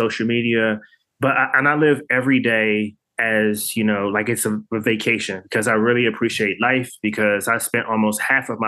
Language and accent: English; Washington, District of Columbia, United States; I'm born and raised in Washington, D.C.